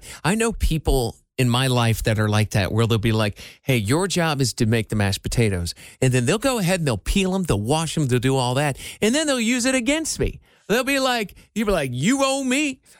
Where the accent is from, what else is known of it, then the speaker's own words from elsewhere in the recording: Iowa, United States; moved away; I'm from Iowa. You know, I dog on my home state a lot.